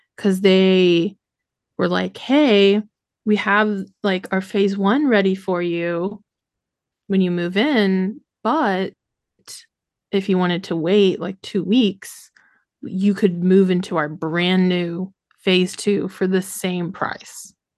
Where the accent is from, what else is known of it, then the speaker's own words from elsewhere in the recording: Indiana, United States; now in Shreveport, United States; I'm from Indiana